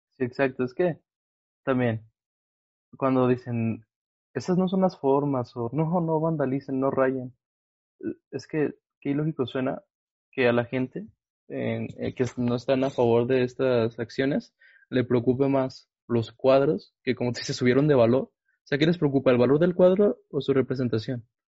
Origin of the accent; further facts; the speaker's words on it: Mexico; vivimos en un país como México